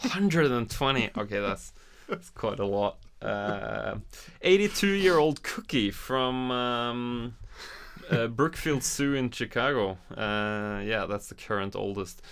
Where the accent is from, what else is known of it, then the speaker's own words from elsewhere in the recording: Norway; I'm from Norway